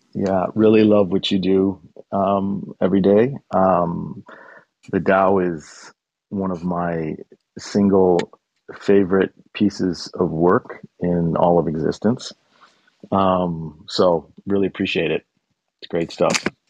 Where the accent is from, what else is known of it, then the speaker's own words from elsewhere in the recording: Chicago, Illinois, United States; We're both from Chicago